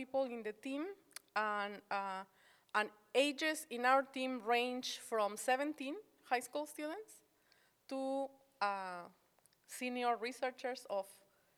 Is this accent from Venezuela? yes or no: no; Morelos, Mexico; also born or lived in Mexico City; now in Arkansas, United States; Grew up in the state of Morelos, that's right next to Mexico City